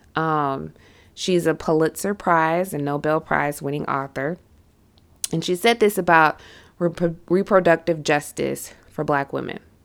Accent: the South, United States; I am from the South.

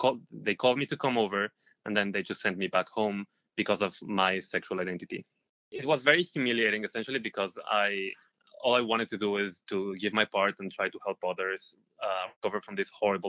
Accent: Israel; moved away as an adult; now in New York, United States; I am originally from Israel. I moved here to New York 2 years ago

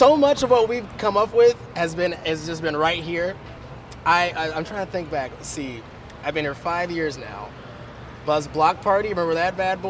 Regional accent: Kansas City, Missouri, United States; also born or lived in Lee's Summit, Missouri; we moved from Kansas City to Lee Summit for high school

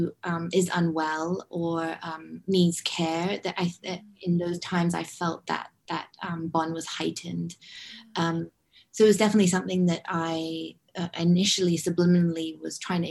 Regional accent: Hong Kong; moved away; also born or lived in London; growing up in Hong Kong

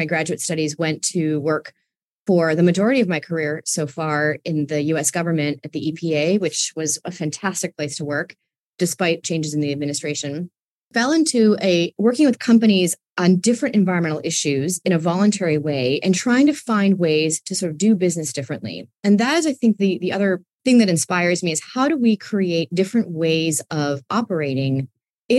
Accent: New York City, New York, United States; I grew up in New York City, where there are trees. There are a few of them on the block that I grew up in, Queens

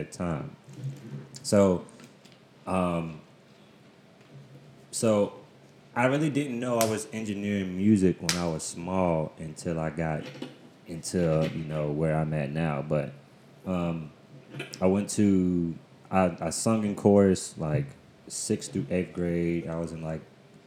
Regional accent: Winston-Salem, North Carolina, United States; I am originally from Winston-Salem, North Carolina

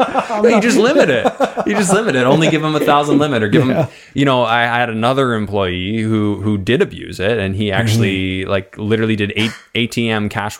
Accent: Canada; now in United States; So not to minimize our conversation about working as a Canadian in the States, because I think that that's important

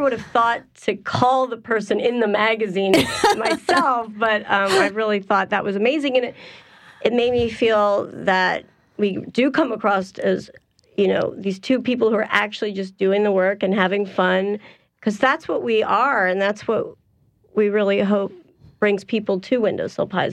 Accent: Columbus, Ohio, United States; now in New Orleans, United States; Originally from Columbus, Ohio, and I moved here in 99.

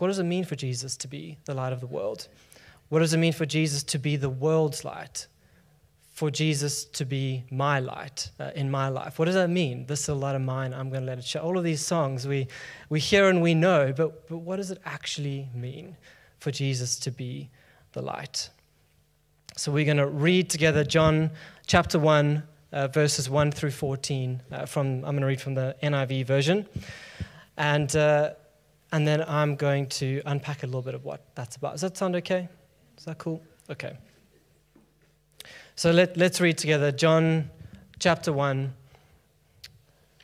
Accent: South Africa; now in London, United Kingdom; I'm from South Africa

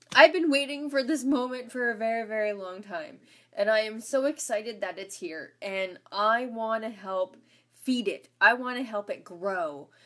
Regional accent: Ontario, Canada; moved away as an adult; also born or lived in Saskatchewan; I was from Ontario

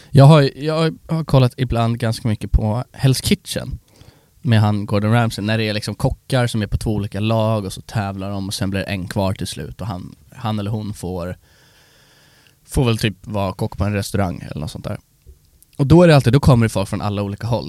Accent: Sweden; oss svenskar

